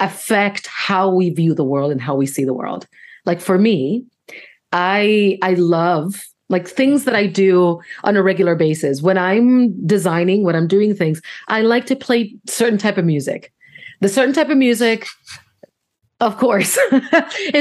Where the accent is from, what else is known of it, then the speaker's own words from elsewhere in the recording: Puerto Rico; English is a second language; moved away as an adult; also born or lived in Syracuse, New York / Washington, District of Columbia, United States; now in United States; I grew up in Puerto Rico. Then I went to Syracuse, which is very, very different. I moved to DC